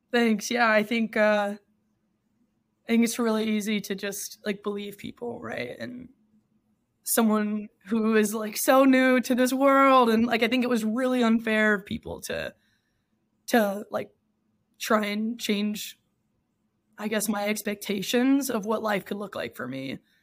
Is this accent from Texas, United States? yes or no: yes; Texas, United States; moved away as an adult; also born or lived in Michigan; now in San Francisco, United States; I grew up in Texas, and I spent twenty-two years there